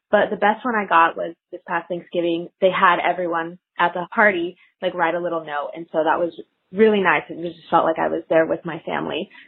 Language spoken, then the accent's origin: English; California, United States; moved away as an adult; also born or lived in Washington, District of Columbia, United States; I'm from California, but I went to school in DC and I actually just graduated.